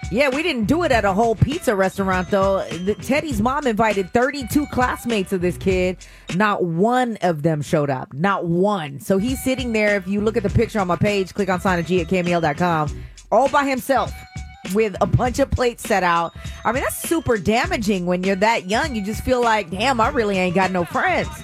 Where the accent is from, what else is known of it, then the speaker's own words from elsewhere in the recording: the Bay Area, California, United States; I'm from the Bay